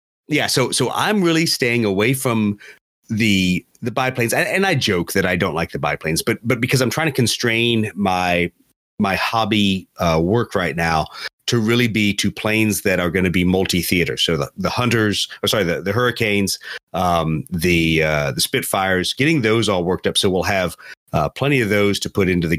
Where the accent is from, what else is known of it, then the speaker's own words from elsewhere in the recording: Beaufort, South Carolina, United States; it is kind of my hometown